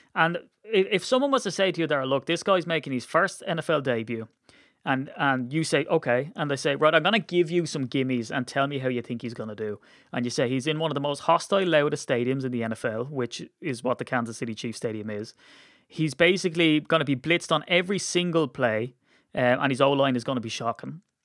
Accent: Ireland; we're Irish

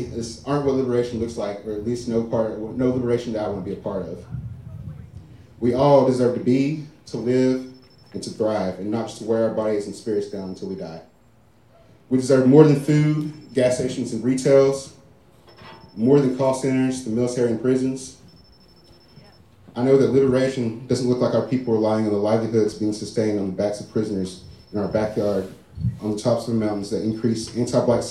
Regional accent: Big Stone Gap, Virginia, United States; this is my hometown, Big Stone Gap, Virginia.

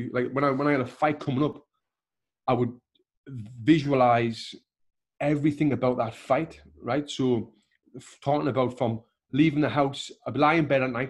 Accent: Sunderland, North East England, United Kingdom; moved away as an adult; now in Los Angeles, United States; if I was still living in my hometown of Sunderland

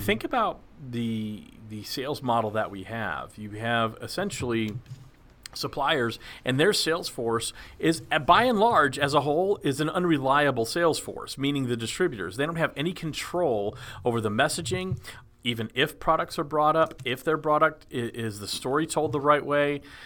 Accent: Dallas, Texas, United States; I grew up in Dallas, Texas

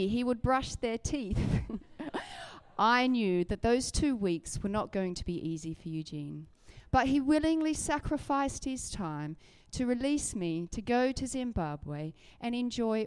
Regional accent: Australia; now in Surrey, United Kingdom; I grew up riding in Australia

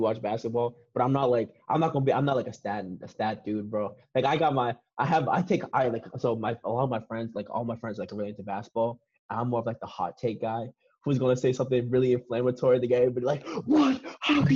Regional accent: Boston, Massachusetts, United States; growing up in Boston and stuff like that, I grew up in the city

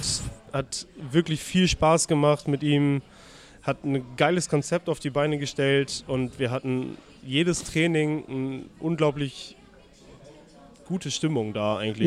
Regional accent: Delmhorst, Lower Saxony, Germany; now in Hamburg, Germany; ich bin in Norddeutschland aufgewachsen und geboren, also ich komme zwar aus Delmhorst, das ist in der Nähe von Bremen.

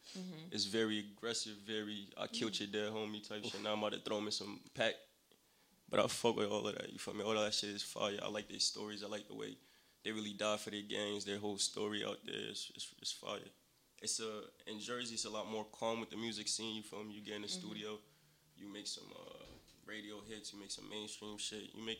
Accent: Nigeria; English is a second language; I love the warm weather. I'm Nigerian, so you feel me? I'm not too good with the cold

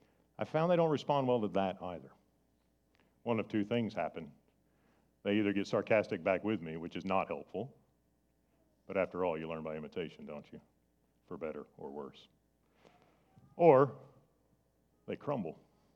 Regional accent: Ireland; I'm Irish. I used to have red hair. We have a temper.

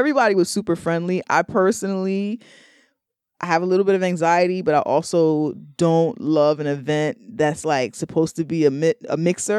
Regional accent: New York, United States; I'm from New York.

